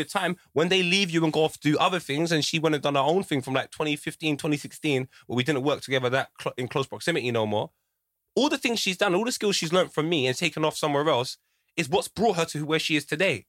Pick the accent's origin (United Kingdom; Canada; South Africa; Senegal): United Kingdom; I grew up in Fraleyland Estate. We all looked out for each other